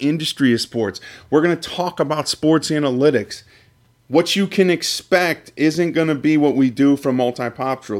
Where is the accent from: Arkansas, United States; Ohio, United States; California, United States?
Ohio, United States; Cleveland; Me and Luke are both from, both from the Cleveland area